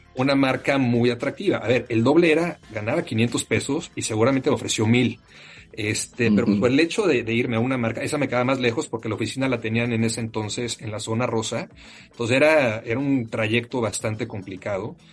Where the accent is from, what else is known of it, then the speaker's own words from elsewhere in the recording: Mexico City, Mexico; moved away; also born or lived in Monterrey; Soy eh, mexicano, eh, orgullosamente nacido en la Ciudad de México